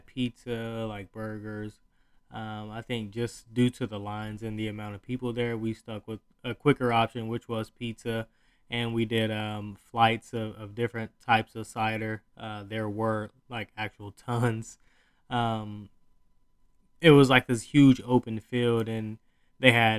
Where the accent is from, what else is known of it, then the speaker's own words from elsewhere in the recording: Southeast, United States; now in Northeast, United States; I am from the Southeast